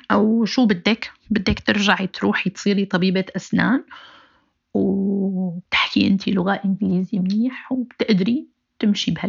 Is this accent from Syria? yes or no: yes; Aleppo, Aleppo Governorate, Syria; أنا بنت حلب وما بعرف شيء عن قصة الثمانينات